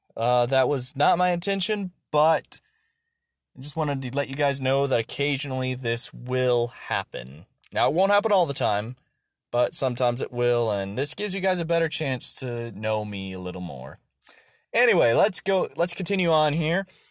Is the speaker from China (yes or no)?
no; Texarkana, Texas, United States; also born or lived in North Idaho; now in Idaho, United States; I was born in Texarkana, Texas